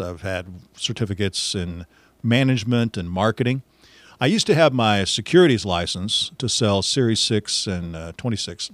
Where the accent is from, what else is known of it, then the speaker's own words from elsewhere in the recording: Missouri, United States; also born or lived in Warrensburg, Missouri; I'm a Missouri guy, uh, born and raised in Missouri